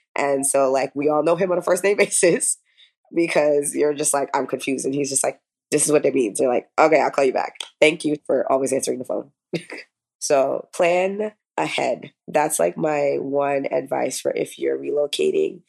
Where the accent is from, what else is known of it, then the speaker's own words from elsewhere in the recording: New York, United States; moved away as an adult; now in South Florida, United States; I currently practice in South Florida, originally from New York